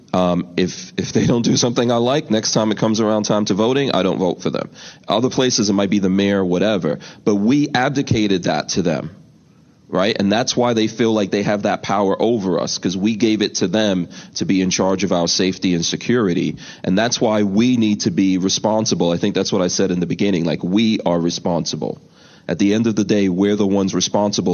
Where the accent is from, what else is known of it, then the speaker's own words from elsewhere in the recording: New York City, New York, United States; I grew up in New York City. Um, you know, my my family are immigrants